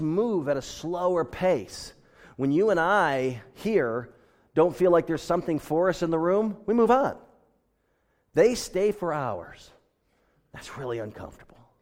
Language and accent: English; United States; now in Pasadena, United States; I am an American